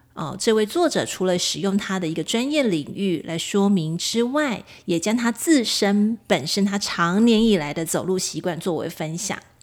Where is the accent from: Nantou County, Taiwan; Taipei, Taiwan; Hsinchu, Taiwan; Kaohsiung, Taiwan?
Kaohsiung, Taiwan; 我高雄人嘛，我住在高雄，我其实现在的住家也是临近高雄爱河